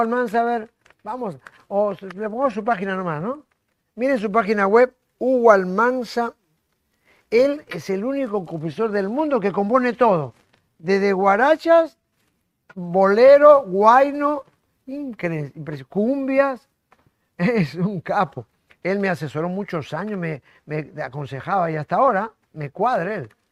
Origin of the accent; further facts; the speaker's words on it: Lima, Peru; La maternidad donde yo nací